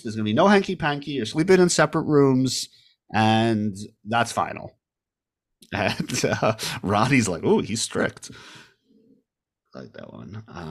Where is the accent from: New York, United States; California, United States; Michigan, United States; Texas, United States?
New York, United States; Manhattan; born there; also born or lived in Staten Island / New Jersey; I was born in Manhattan. My family lived in Staten Island, actually.